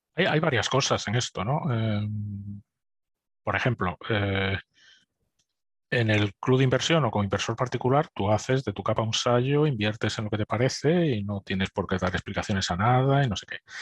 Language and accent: Spanish; Spain; moved away as an adult; also born or lived in Munich, Germany; now in United Kingdom; como españoles